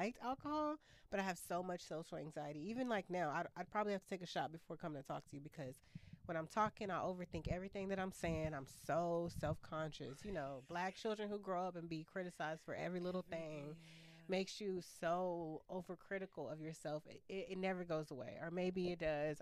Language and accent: English; Austin, Texas, United States; moved away as an adult; I'm born and raised in Austin. Left Austin two and a half years ago